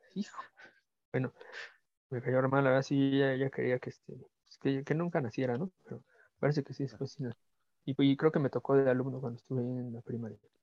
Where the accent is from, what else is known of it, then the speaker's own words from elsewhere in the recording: Mexico; a nosotros como mexicanos